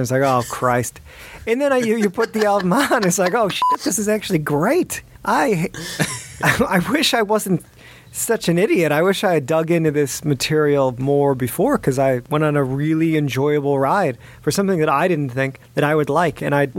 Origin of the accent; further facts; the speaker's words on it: Chicago, Illinois, United States; I'm from the Midwest. I'm from the suburbs of Chicago